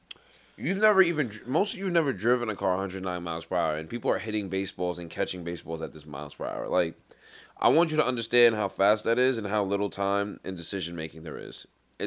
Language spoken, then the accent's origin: English; Mississippi, United States; Sometimes I'm from Mississippi, I'm like, oh.